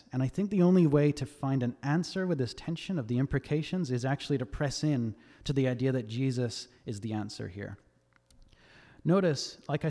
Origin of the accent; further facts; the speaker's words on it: Australia; now in United States; I'm not from America. I'm actually Australian, believe it or not. I know my accent's all over the place. But when I first moved here a couple of years ago